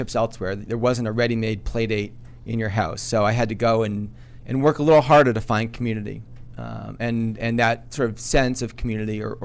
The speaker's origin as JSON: {"language": "English", "town": "Framingham", "region": "Massachusetts", "country": "United States", "tie": "born or raised there", "said": "Framingham, Mass"}